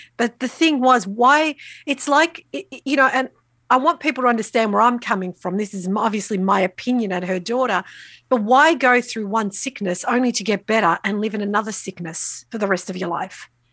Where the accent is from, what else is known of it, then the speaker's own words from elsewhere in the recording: Australia; I'm what we consider first generation Australian. S, so both my parents migrated from Italy, from the south of Italy when they were both very young. They didn't know each other. They met here in Australia.